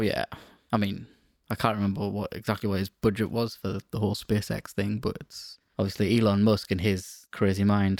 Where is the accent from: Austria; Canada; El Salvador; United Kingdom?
United Kingdom; we're British